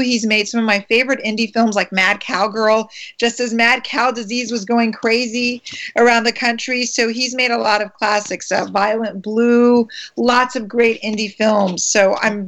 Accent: Maryland, United States; I'm from Maryland.

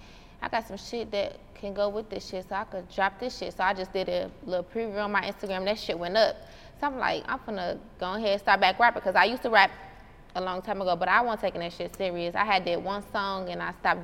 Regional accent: Chicago, Illinois, United States; now in Atlanta, United States; I grew up around Halsted, Union, Green, Peoria. I went to the schools all in that area

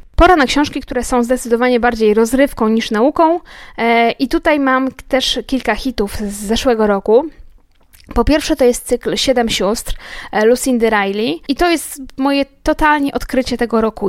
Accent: Łódź, Łódź Voivodeship, Poland; ja się urodziłam w Łodzi i mieszkam w Łodzi całe życie

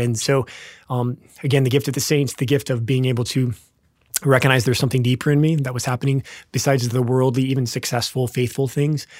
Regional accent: Lincoln, Nebraska, United States; also born or lived in Wichita, Kansas; We grew up in Nebraska. Actually, born in Wichita, Kansas, but grew up in Nebraska

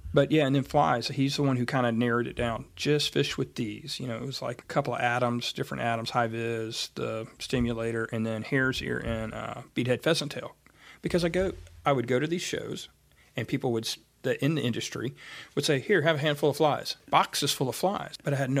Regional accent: Atlanta, Georgia, United States; We grew up fishing trout on the Hooch in Atlanta.

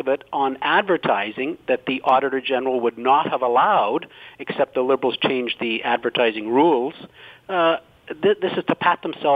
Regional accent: North Bay, Ontario, Canada; my hometown of North Bay

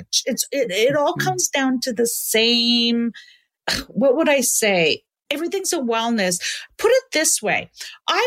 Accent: Canada; I love that I'm Canadian. I want to stay in Canada

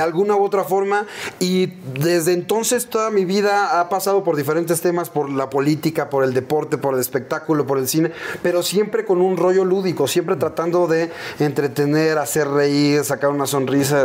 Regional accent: Mexico City, Mexico; crecimos, nuestra infancia fue en la Aéreos de Chulubusco ahí en la Viga y Ermita.

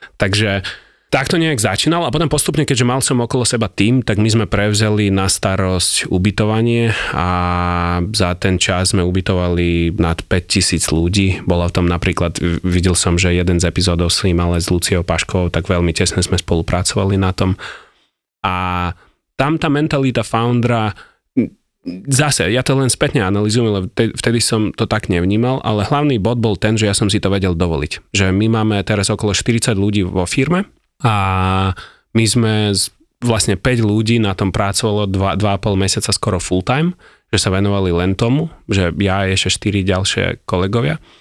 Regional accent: Ukraine; Slovak is a second language; now in Slovakia; ja som Ukrajinec

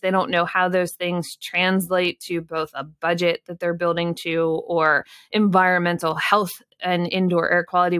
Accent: Pennsylvania, United States; I grew up in Pennsylvania.

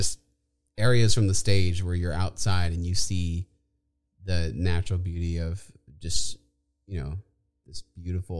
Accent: Inez, Texas, United States; also born or lived in Austin, Texas / San Marcos, Texas; I grew up in a little town called Inez, Texas, just outside of Victoria.

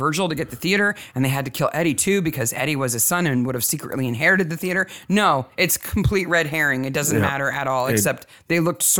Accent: United States

